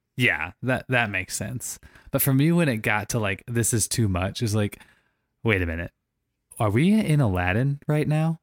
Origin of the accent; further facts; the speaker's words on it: St. Louis, Missouri, United States; I grew up in Saint Louis, Missouri, playing ice hockey my whole life